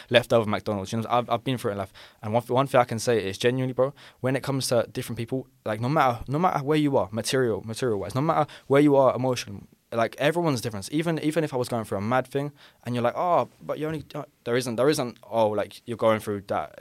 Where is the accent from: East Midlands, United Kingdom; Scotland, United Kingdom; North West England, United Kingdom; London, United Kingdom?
London, United Kingdom; accent: London; I'm from London